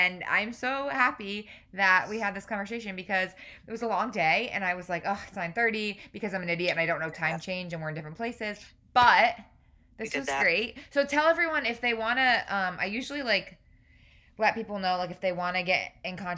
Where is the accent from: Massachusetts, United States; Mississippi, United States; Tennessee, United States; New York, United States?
New York, United States; also born or lived in Boston; now in Savannah, United States; I'm originally from New York